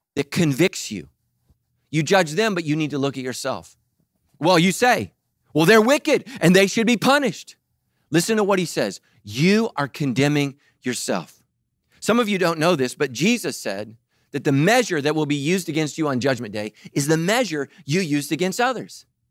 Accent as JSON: {"language": "English", "town": "Sacramento", "region": "California", "country": "United States", "tie": "born or raised there", "said": "I grew up in Sacramento"}